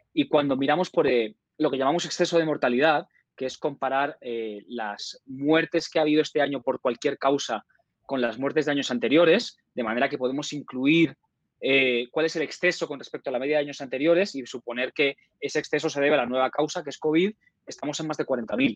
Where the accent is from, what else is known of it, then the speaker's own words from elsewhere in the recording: Spain; moved away; mi país de origen, España